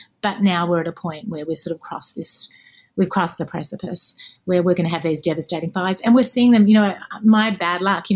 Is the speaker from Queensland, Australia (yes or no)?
no; Melbourne, Victoria, Australia; moved away as an adult; now in Los Angeles, United States; I lived for 34 years in Melbourne, where I'm from.